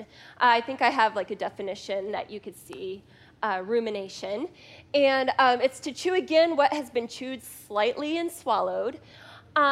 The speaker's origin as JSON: {"language": "English", "town": "Scottsdale", "region": "Arizona", "country": "United States", "tie": "born or raised there", "also_born_or_lived": "Phoenix, Arizona / Maricopa, Arizona", "said": "I grew up here in Scottsdale and in North Phoenix"}